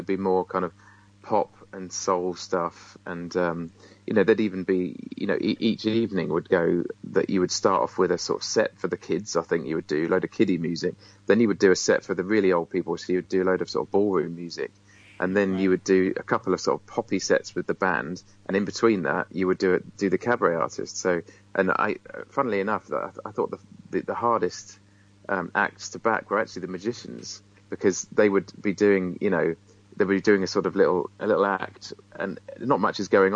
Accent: Isle of Wight, South East England, United Kingdom; I'm originally from the Isle of Wight

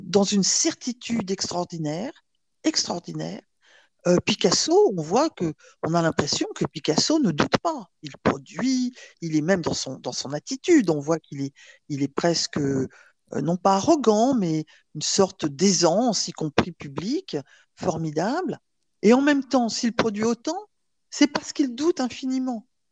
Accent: Provence-Alpes-Côte d'Azur, France; je suis, je suis une provençale. Hein. je, mes racines, je considère provençale. Et on, a la chance en Provence de grandir sans s'en rendre compte avec la crèche

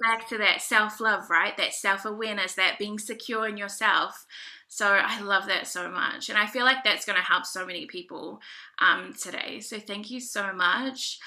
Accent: New Zealand; also born or lived in Niue; I'm um, Pacific Islander, so I'm from Niue. Do you know where Niue is? The island of oh, Niue. I'm also from New Zealand, so I'm Maori.

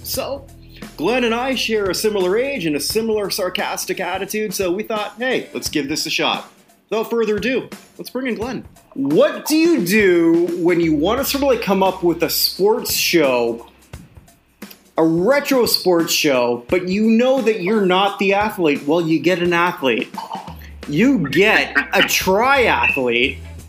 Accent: Canada; because, like, I'm a Canadian, but you're a Buffalonian.

